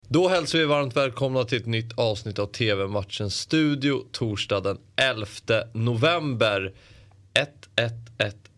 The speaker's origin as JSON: {"language": "Swedish", "country": "Sweden", "said": "som svensk"}